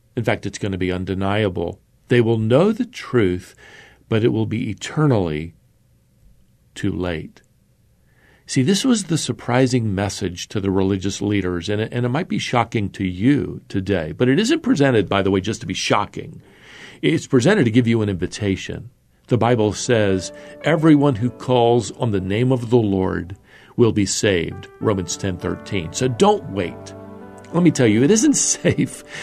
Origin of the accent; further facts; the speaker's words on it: North Carolina, United States; my home state of, of North Carolina